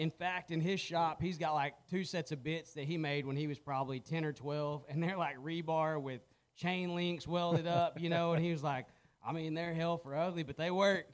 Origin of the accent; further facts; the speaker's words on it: Anson, Texas, United States; moved away as an adult; now in Albany, United States; growing up in Anson, man, we farmed